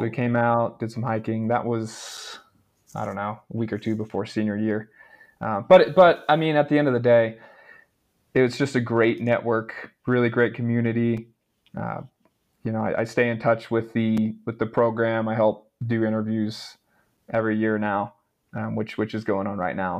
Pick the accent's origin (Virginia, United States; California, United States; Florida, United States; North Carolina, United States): North Carolina, United States; Charlotte; moved away as an adult; also born or lived in Raleigh, North Carolina / Jefferson City, Missouri; growing up in Charlotte, um, where I grew up